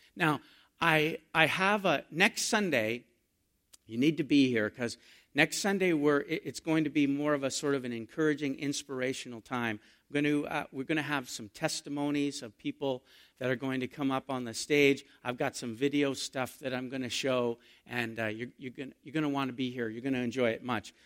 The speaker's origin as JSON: {"language": "English", "country": "Canada", "said": "We're Canadian"}